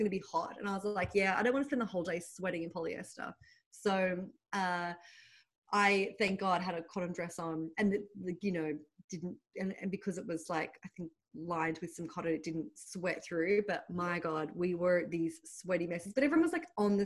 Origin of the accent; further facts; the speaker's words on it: Sydney, New South Wales, Australia; accent: Australian; moved away as an adult; now in New York, United States; When I left Sydney at 29